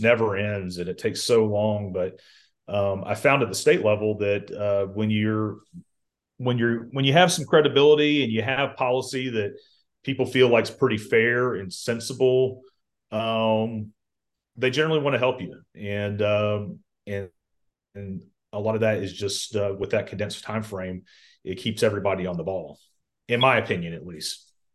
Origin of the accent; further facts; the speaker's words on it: Columbus, Georgia, United States; also born or lived in Auburn, Alabama; I'm from Columbus, Georgia originally